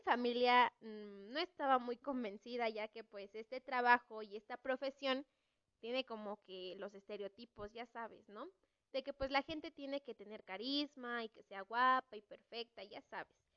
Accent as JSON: {"language": "Spanish", "country": "Mexico", "said": "Como mexicana que soy"}